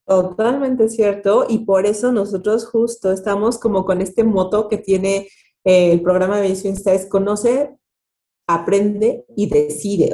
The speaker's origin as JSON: {"language": "Spanish", "country": "Mexico", "said": "tenemos como mexicanos"}